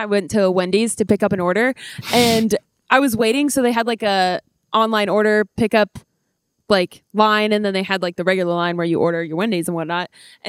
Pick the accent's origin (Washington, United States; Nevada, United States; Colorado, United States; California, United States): Nevada, United States; Las Vegas; moved away; Yeah, obviously, we're from Vegas. And my mom, we had just moved here.